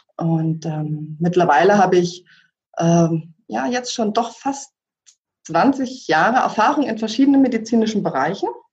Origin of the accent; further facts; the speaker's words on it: former East Germany, Germany; moved away as an adult; ich selbst komme aus der ehemaligen DDR